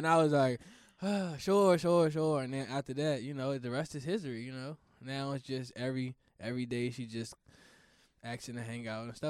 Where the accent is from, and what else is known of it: Washington, District of Columbia, United States; born or raised there